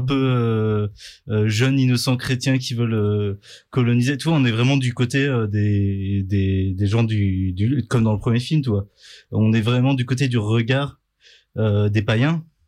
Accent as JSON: {"language": "French", "area": "Vendée", "region": "Pays de la Loire", "country": "France", "tie": "born or raised there", "said": "la Vendée où j'ai grandi"}